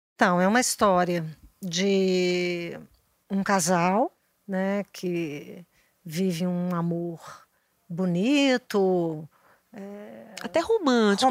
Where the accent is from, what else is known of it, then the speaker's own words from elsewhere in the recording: Minas Gerais, Brazil; somos aqui de Minas